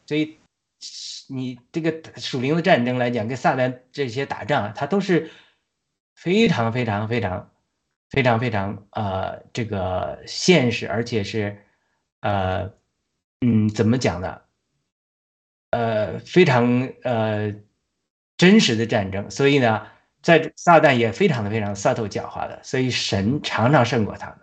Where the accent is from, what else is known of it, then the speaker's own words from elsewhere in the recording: China; 我们中国人虽然是据说是传说是亚伯拉罕后裔中一派